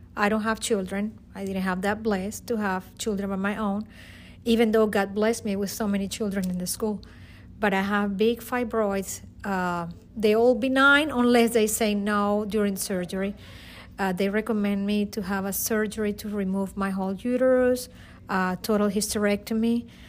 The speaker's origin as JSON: {"language": "English", "town": "Caracas", "region": "Capital District", "country": "Venezuela", "second_language": "English", "moved": "as an adult", "lives_now": "United States", "said": "I am from Caracas, Venezuela. I came to United States in two thousand and four."}